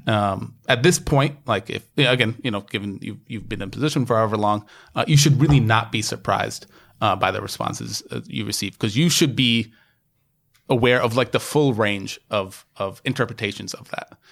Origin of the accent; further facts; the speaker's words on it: United States; now in New York, United States; me just being the American I am